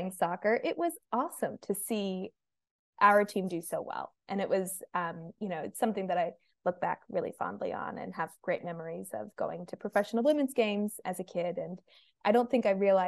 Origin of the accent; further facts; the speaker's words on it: United States; moved away as an adult; now in Melbourne, Australia; my accent. I'm from the US